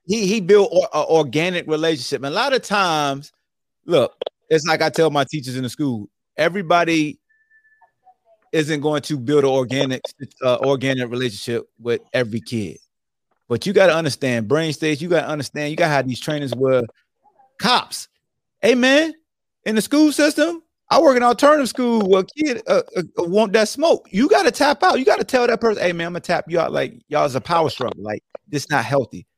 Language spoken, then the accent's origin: English; Newport News, Virginia, United States; I'm from Bad News, Hampton, Virginia.